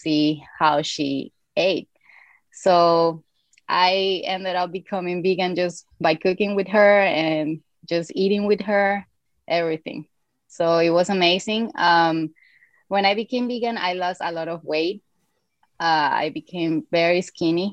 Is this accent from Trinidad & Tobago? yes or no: no; Venezuela; I'm originally from Venezuela